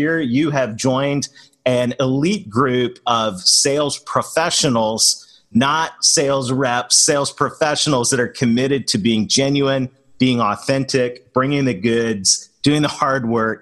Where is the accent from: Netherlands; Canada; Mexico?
Canada; moved away; being a Canadian that married a Southern girl